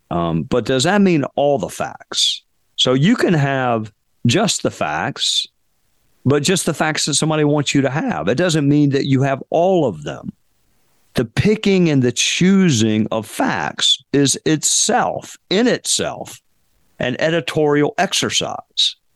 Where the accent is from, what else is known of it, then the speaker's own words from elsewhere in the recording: Spartanburg, South Carolina, United States; They teach a college class um, at at at Wofford, which is a small liberal arts school in my hometown